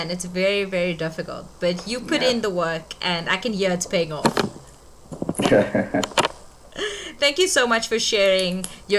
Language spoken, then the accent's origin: English; South Africa; I am from South Africa.